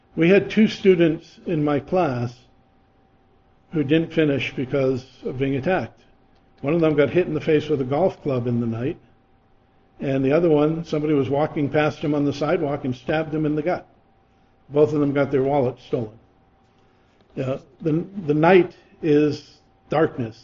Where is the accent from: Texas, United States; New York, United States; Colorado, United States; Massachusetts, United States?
Massachusetts, United States; I grew up in Massachusetts